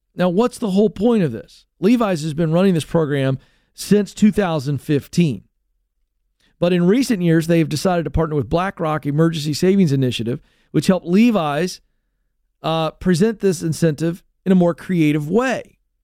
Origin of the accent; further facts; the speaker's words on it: United States; as an American